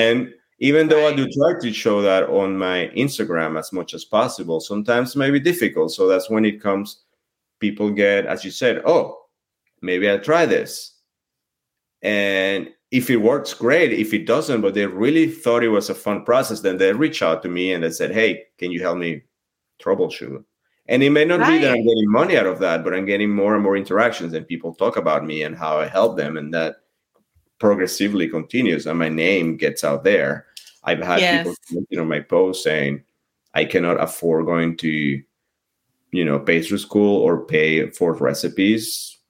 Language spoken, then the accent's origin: English; France; Well, you know, macarons are also they're also expensive in France, right? And I grew up in a modest household, so I didn't always have them.